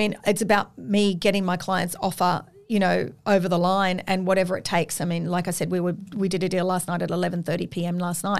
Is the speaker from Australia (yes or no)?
yes; Sydney, New South Wales, Australia; look, I grew up on the Northern Beaches. I know the North Shore, the Eastern Suburbs I've also lived in.